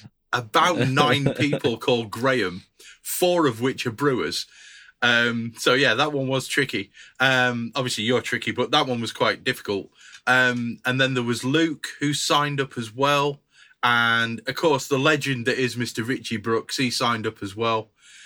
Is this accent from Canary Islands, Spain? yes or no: no; Barcelona, Catalonia, Spain; I know nothing. I'm from Barcelona.